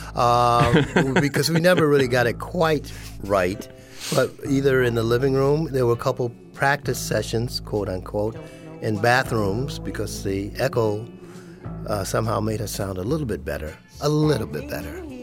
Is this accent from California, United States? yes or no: no; West Palm Beach, Florida, United States; born or raised there; moved away as an adult; also born or lived in Sanford, Florida / Minnesota / Pennsylvania